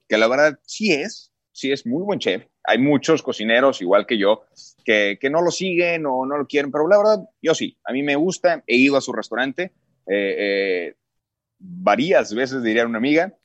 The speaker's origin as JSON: {"language": "Spanish", "country": "Mexico", "said": "yo soy mexicano, orgullosamente mexicano"}